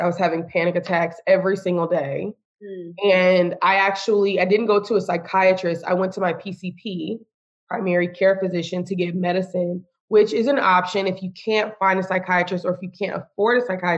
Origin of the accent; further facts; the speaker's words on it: Austin, Texas, United States; moved away as an adult; also born or lived in San Antonio, Texas; now in Houston, United States; I'm from Austin